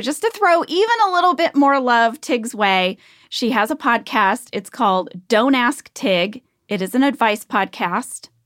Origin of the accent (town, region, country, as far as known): St. Louis, Missouri, United States; born or raised there